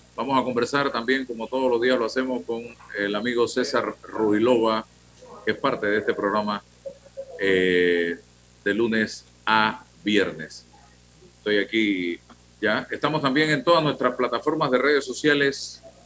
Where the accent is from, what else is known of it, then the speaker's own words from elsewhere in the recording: Panama; los panameños